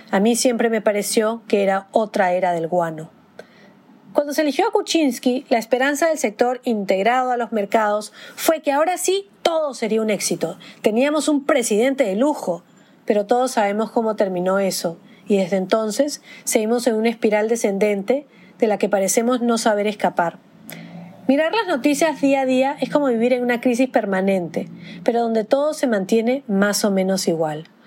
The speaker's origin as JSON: {"language": "Spanish", "country": "Peru", "moved": "yes", "said": "Quizás ser peruano sea vivir en un limbo, en ese ir y venir del que yo tampoco"}